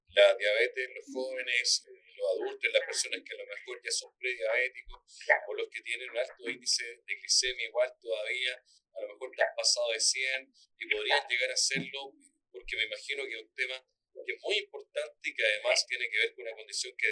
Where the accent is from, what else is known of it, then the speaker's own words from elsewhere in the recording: Barcelona, Catalonia, Spain; now in Chile; Yo soy española, soy de Barcelona.